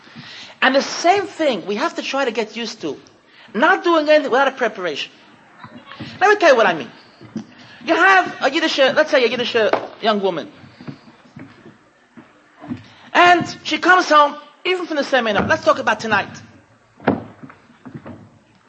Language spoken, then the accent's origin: English; United States; I'm too American